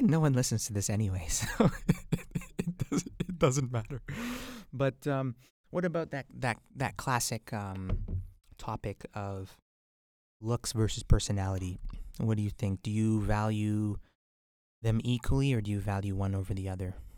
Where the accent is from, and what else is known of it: White Rock, British Columbia, Canada; born or raised there